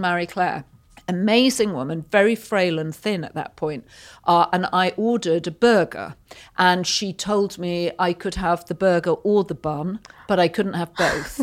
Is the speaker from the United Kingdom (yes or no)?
yes; Yorkshire and the Humber, United Kingdom; now in United States; I grew up in Yorkshire, which is about two hundred miles north of London in the U K